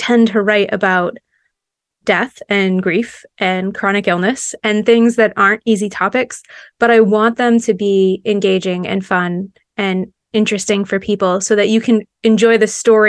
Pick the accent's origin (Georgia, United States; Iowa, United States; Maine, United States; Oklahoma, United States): Maine, United States; moved away as an adult; I live in Maine, and I grew up in Maine, but moved away for about 10 years and came back.